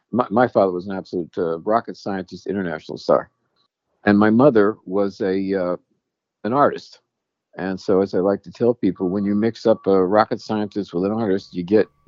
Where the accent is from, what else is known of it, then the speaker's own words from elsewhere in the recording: New York City, New York, United States; born there; in the 50s, I was born in New York City, Queens, uh, New York, specifically Boulevard Hospital, which I don't think is there anymore